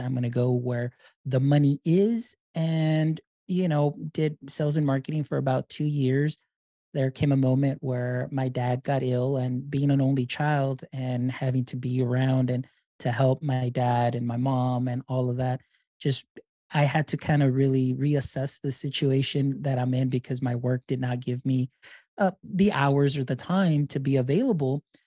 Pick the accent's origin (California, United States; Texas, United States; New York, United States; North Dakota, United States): Texas, United States; Deep South; I am from Deep South Texas